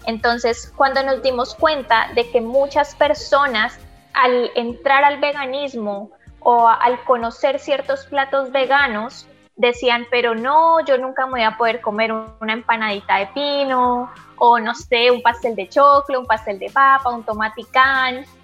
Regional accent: Colombia; bueno, en mi caso yo soy de Colombia, también hacemos preparaciones colombianas en versión vegana

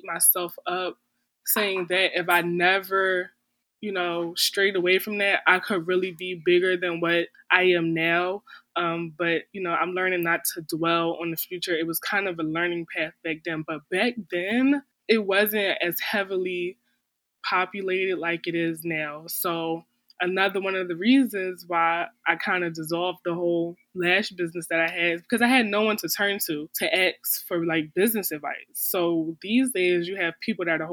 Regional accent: Philadelphia, Pennsylvania, United States; moved away as an adult; now in Florida, United States; We're both from Philadelphia.

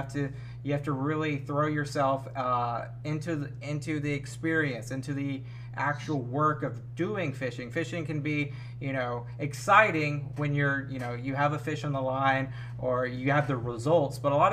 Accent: Alabama, United States; now in Florida, United States; I'm from Alabama. I live in Florida

